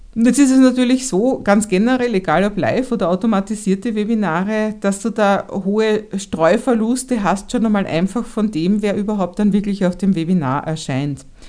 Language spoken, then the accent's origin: German; Vienna, Austria; ich als Wienerin